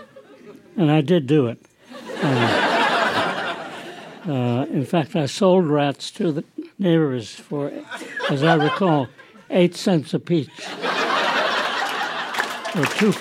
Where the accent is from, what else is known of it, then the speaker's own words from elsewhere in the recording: New York City, New York, United States; I was born in New York City, and by the time I was 6 or 7, we were living in a suburb